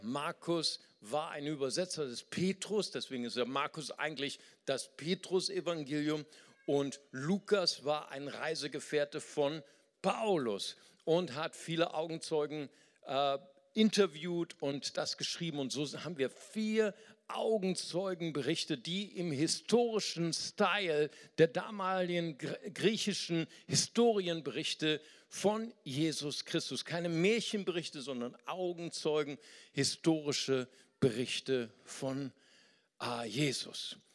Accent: Germany; als richtiger Deutscher

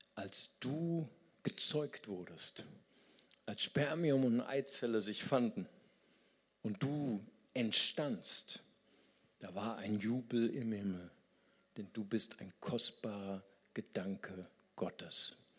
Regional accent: Germany; Für uns als Deutsche

